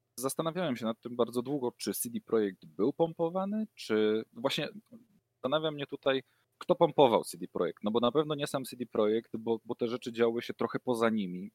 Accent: near the Pilchowice bridge, Lower Silesian Voivodeship, Poland; moved away; ja pochodzę z okolic y, mostu, który Tom Cruise chciał wysadzić

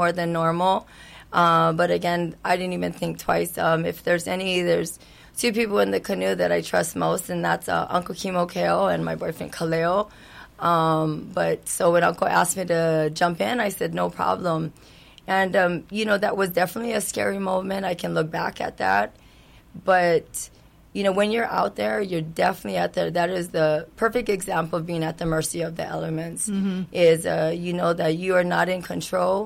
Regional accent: Kihei, Hawaii, United States; I'm born and raised in Kihei area

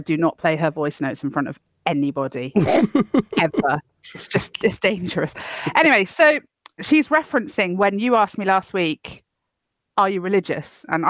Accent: United Kingdom; Look, we're British.

